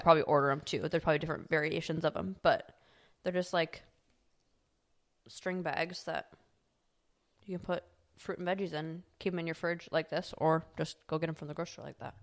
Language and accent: English; Midwest, United States; growing up in the Midwest